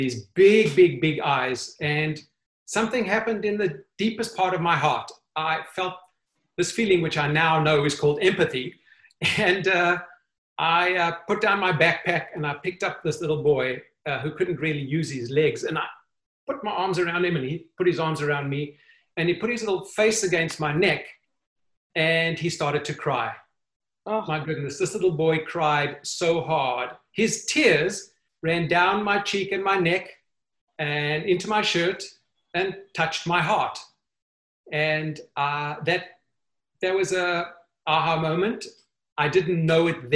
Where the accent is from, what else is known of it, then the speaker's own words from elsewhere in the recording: Johannesburg, Gauteng, South Africa; moved away as an adult; now in United States; I am from Johannesburg, South Africa. I grew up in South Africa